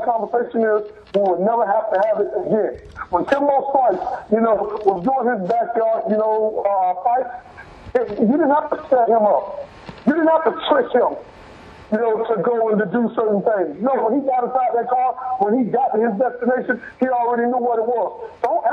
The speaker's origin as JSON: {"language": "English", "town": "Miami", "region": "Florida", "country": "United States", "tie": "born or raised there", "said": "we were both Pivine natives. So same school bus, same school, same street, same everything"}